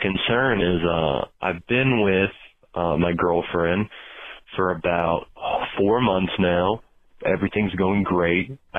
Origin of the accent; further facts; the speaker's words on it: Colorado, United States; Hi, Dr. Drew. … I'm from Colorado.